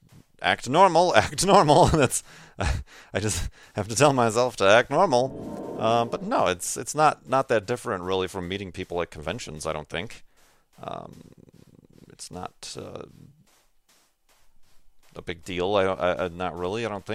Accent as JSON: {"language": "English", "region": "Illinois", "country": "United States", "tie": "born or raised there", "moved": "yes", "lives_now": "Arizona, United States", "said": "my hometown, like back in Illinois or here in Arizona"}